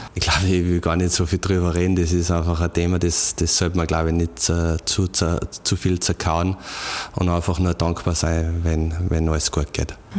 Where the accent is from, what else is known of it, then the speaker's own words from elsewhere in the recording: Radstadt, Salzburg, Austria; now in Innsbruck, Austria; in meine Heimat nach Radstadt